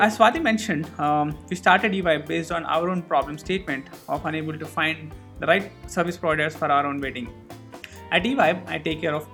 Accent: Hyderabad, Telangana, India; also born or lived in Goa / Bangalore; I am from Hyderabad. I've done my schooling pretty much in Hyderabad

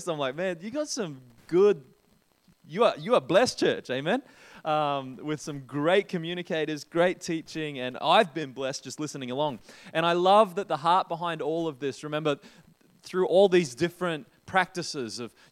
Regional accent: Queensland, Australia; now in Christchurch, New Zealand; I'm not actually originally from New Zealand. I grew up in Australia, Queenslander.

